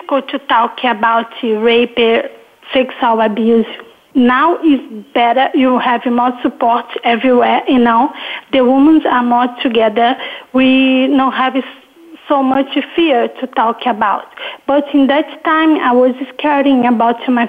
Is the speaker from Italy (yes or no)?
no; Rio de Janeiro, Brazil; English is a second language; I now live in Rio de Janeiro again. I was last month in Los Angeles, and I grew up in Rio.